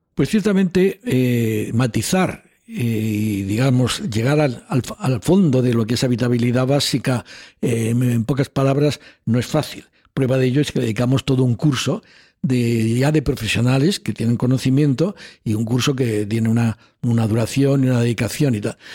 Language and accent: Spanish; Almería, Andalusia, Spain; moved away; also born or lived in Chile / Madrid; en una familia humilde de Almería